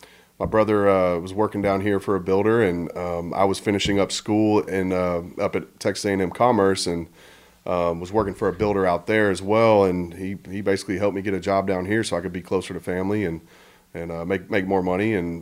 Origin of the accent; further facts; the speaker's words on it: Okinawa, Japan; born there; I was born in Okinawa.